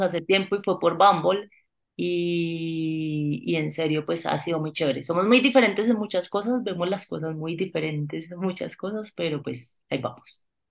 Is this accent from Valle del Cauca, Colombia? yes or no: no; Bucaramanga, Santander, Colombia; now in Bogotá, Colombia; Yo vengo de Bucaramanga